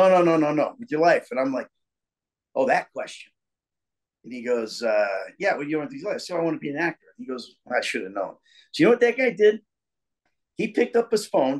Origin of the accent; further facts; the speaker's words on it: Danville, Illinois, United States; also born or lived in New York; now in Atlanta, United States; my hometown, Danville, Illinois